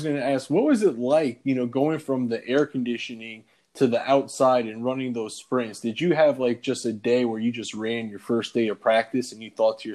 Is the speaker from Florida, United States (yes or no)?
yes; Boynton Beach, Florida, United States; also born or lived in Port St. Lucie, Florida; I was actually born in Boynton Beach.